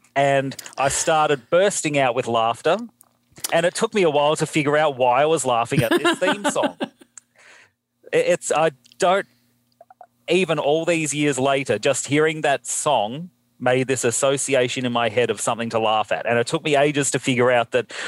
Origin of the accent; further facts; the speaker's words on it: Australia; I'm from Australia.